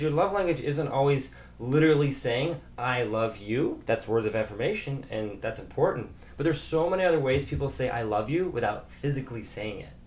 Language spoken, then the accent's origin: English; Chicago, Illinois, United States; from Chicago